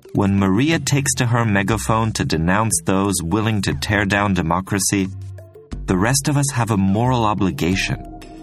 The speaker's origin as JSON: {"language": "English", "country": "Switzerland", "tie": "born or raised there", "said": "I grew up in Switzerland, which is pretty famous for its neutrality"}